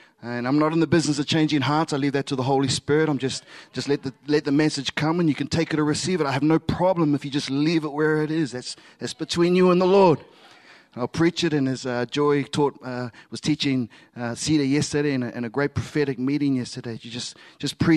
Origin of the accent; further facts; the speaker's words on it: Samoa; first language Samoan; English is a second language; in my mother tongue, I'm Samoan.